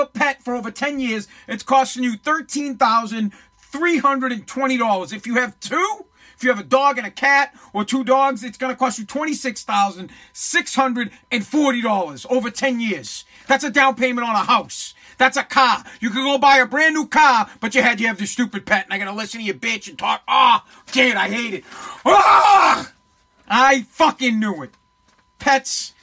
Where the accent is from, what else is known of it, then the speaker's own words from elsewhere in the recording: Boston, Massachusetts, United States; I am from Boston